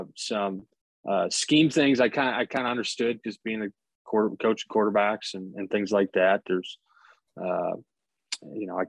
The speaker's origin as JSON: {"language": "English", "town": "Eau Claire", "region": "Wisconsin", "country": "United States", "tie": "born or raised there", "moved": "as an adult", "said": "my home where I grew up in Eau Claire, Wisconsin"}